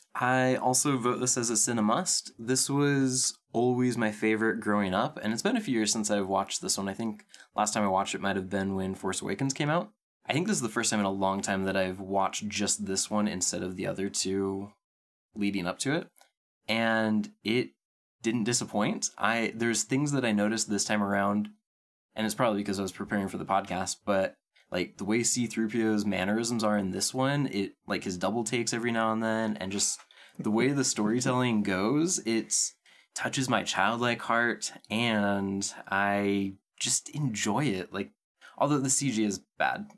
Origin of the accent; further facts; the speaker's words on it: Pacific Northwest, United States; I'm from the Pacific Northwest, so is my wife